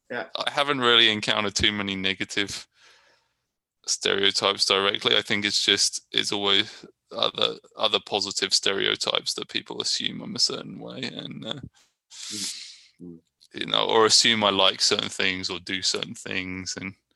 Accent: England, United Kingdom; people hear I'm from England and then they immediately think I love soccer, football.

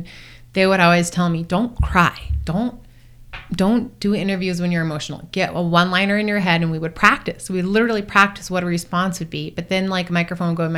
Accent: Duluth, Minnesota, United States; moved away; I'm just from Duluth, Minnesota

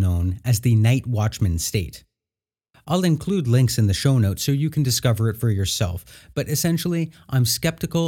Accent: Canada; I say that as a Canadian and future American

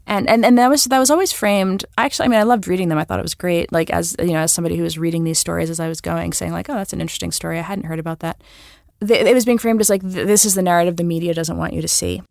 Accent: New York, United States; I'm a New Yorker I have New York pride

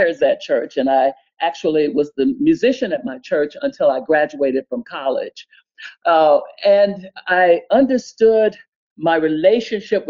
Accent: Montgomery, Alabama, United States; moved away; I am from Montgomery, Alabama

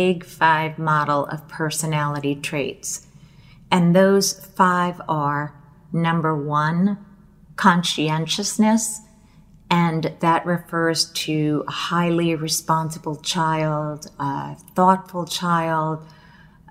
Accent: United States; I was born in the United States

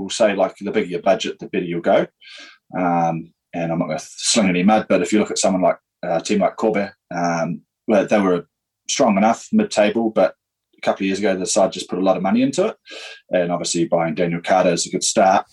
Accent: Darfield, Canterbury, New Zealand; also born or lived in Christchurch; I grew up in Darfield, so I said, 30 odd minutes outside of Christchurch yeah. uh, on a farm

